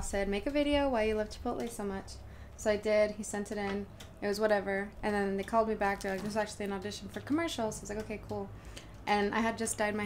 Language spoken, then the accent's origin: English; Napa, California, United States; I'm from Napa too